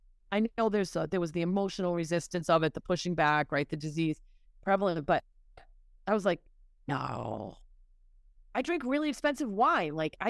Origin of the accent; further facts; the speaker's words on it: Massachusetts, United States; I grew up in Massachusetts.